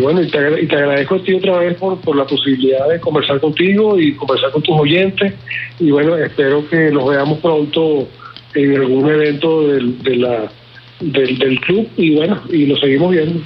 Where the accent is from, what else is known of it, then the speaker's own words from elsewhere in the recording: Venezuela; moved away; estaba en mi país